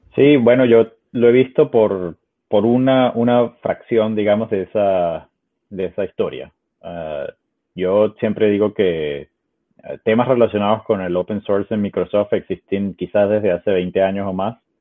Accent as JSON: {"language": "Spanish", "town": "Caracas", "region": "Capital District", "country": "Venezuela", "also_born_or_lived": "Ecuador", "moved": "yes", "lives_now": "Seattle, United States", "said": "soy originalmente de Caracas, de Venezuela, viví en, Ecuador por varios años ah, y ahora vivo en Estados Unidos"}